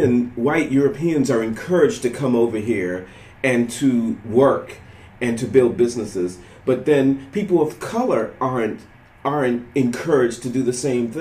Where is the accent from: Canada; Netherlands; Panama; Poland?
Panama; now in United States; I immigrated here from Panama in 1988, okay?